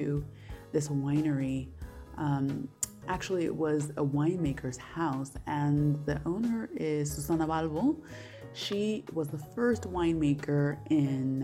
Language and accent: English; California, United States; now in Zurich, Switzerland; I am from California.